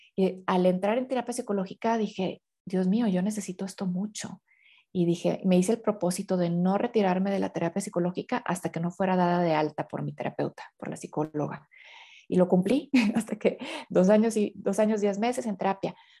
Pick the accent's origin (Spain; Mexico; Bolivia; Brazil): Mexico; yo soy de tal parte de la, de la República de México, ¿no? Soy tal parte de México